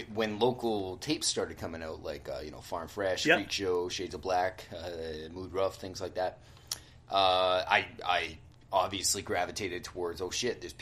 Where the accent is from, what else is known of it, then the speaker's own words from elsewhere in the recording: Winnipeg, Manitoba, Canada; also born or lived in Portage la Prairie, Manitoba; Came back to Winnipeg.